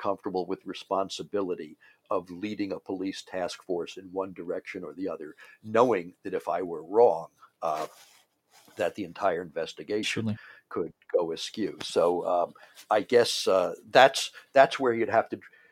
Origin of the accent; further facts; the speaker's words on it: Washington, District of Columbia, United States; I grew up in Washington, mm-hmm. D.C.